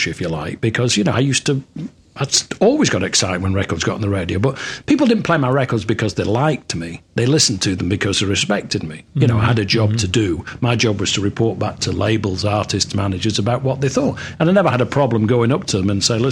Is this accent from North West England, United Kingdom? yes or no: yes; Manchester, North West England, United Kingdom; moved away as an adult; now in Florida, United States; I come from Manchester, so I grew up on